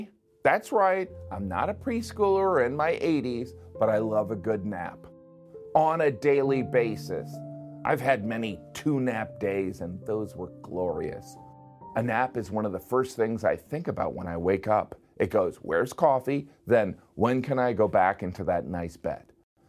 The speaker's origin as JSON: {"language": "English", "country": "Spain", "said": "Maybe I need a nap because I'm from Spain."}